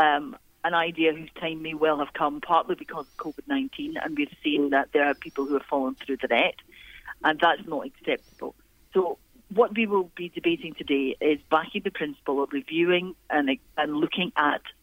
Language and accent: English; Clydeside, Scotland, United Kingdom; I was brought up in Clydeside